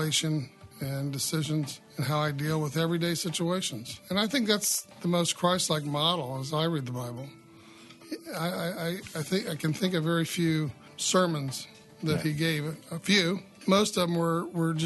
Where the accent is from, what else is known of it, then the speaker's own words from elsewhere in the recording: Carmel, Indiana, United States; I grew up in the Midwest here in Carmel, Indiana